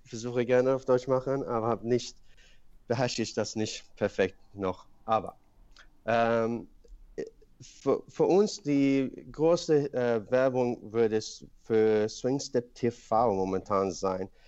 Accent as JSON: {"language": "German", "country": "Sweden", "tie": "born or raised there", "also_born_or_lived": "Iran / Paris, France", "second_language": "German", "moved": "as an adult", "lives_now": "Germany", "said": "ich bin in Schweden aufgewachsen"}